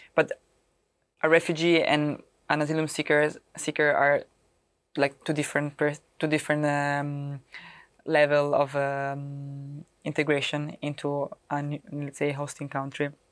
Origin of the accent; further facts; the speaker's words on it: Rome, Lazio, Italy; English is a second language; moved away as an adult; also born or lived in Milan, Italy; now in Netherlands; I come from Rome and moving in Milano